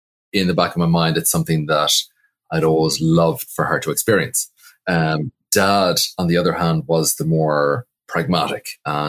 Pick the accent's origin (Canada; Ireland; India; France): Ireland; moved away as an adult; now in New York, United States; Well, truthfully, not really. Because classically, our culture doesn't have the same gravitas as traditional Irish music. Coming over in 1999, I was beyond green, you know